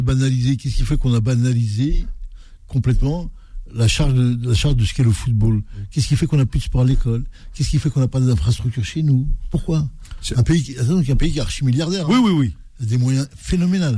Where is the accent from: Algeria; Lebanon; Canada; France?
Algeria; chez nous en Algérie